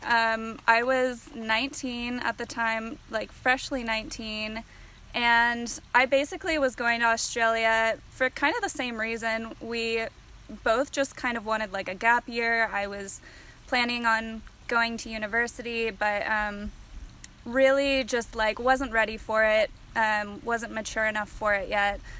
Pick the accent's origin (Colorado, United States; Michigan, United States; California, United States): California, United States; East Bay area; also born or lived in Sacramento, California; born and raised in the East Bay area in California, but currently living up near Sacramento